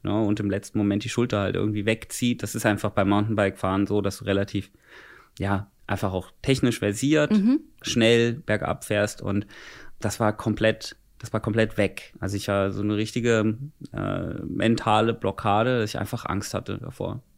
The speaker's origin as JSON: {"language": "German", "town": "Bad Wildungen", "region": "Hesse", "country": "Germany", "said": "bei uns in Bad Wildungen"}